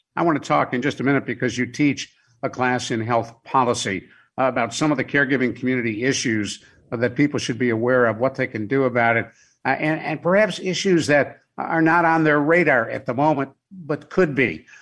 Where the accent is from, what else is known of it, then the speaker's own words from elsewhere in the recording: Cleveland, Ohio, United States; growing up in Cleveland, there were places we couldn't go